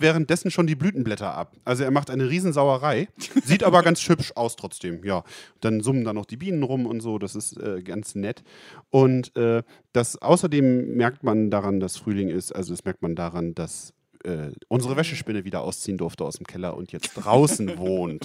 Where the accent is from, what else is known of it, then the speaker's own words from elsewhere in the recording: Rotenburg, Lower Saxony, Germany; Ich komme ja aus der Ecke Rotenburg-Wimme